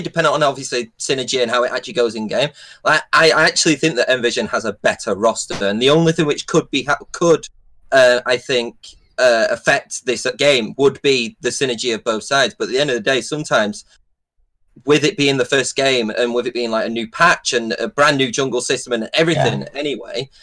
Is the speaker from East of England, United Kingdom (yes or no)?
no; Preston, North West England, United Kingdom; I'm from Preston